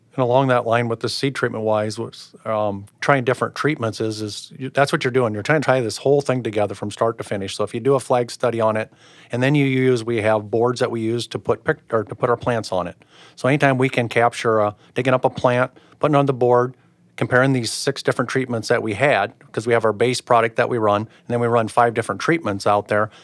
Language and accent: English; Pomeroy, Iowa, United States; I'm originally from Pomeroy, Iowa, by Twin Lakes, so it'd be north central Iowa